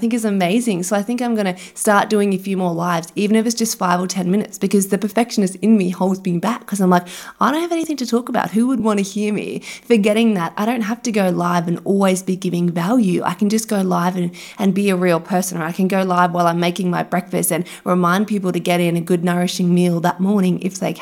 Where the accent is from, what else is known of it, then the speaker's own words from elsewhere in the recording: Brisbane, Queensland, Australia; We're from Brisbane